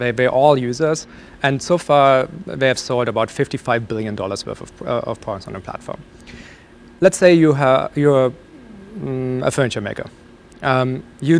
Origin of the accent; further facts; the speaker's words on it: Germany; moved away; So I grew up in Germany